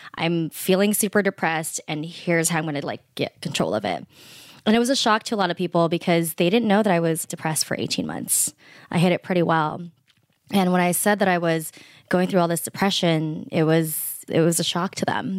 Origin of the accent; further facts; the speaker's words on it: United States; I'm Filipino American, first generation born here